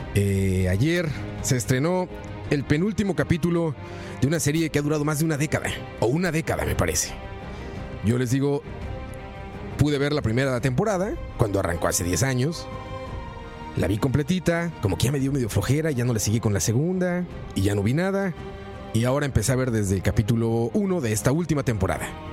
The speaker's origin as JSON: {"language": "Spanish", "country": "Mexico", "said": "Soy mexicano"}